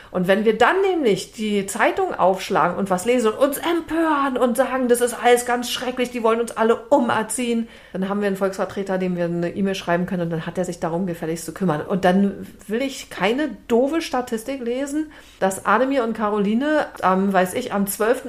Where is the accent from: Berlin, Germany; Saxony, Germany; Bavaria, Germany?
Berlin, Germany; als Berlinerin